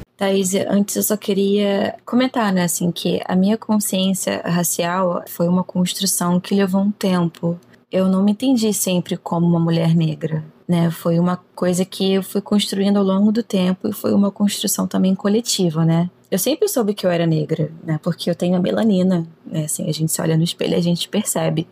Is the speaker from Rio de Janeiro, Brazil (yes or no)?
yes; Rio de Janeiro, Brazil; Sou nascida e criada no Rio de Janeiro